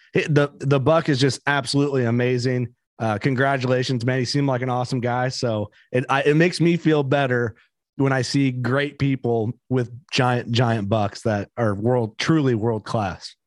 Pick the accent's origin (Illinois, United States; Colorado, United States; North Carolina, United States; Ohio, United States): Illinois, United States; we're from Illinois